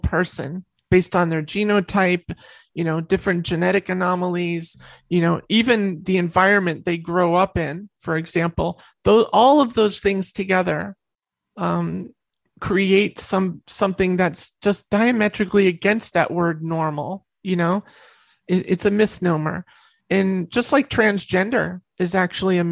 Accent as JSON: {"language": "English", "region": "New York", "country": "United States", "said": "I'm from New York."}